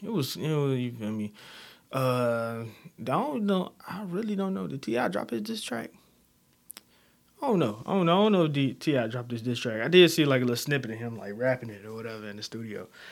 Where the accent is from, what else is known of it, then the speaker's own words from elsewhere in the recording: Chicago, Illinois, United States; I'm, I'm from Chicago, alright? West side of Chicago, Londown area, you know, K-Town, uh, I'm from over there, I was raised there